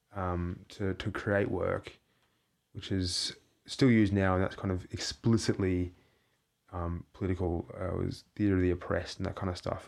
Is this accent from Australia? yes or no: yes; Australia; moved away; I'm an artist from Australia